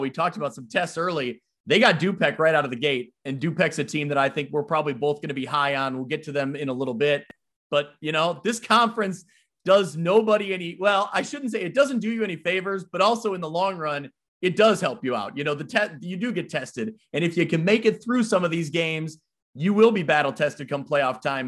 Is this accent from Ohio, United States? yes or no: no; Ottawa, Illinois, United States; born or raised there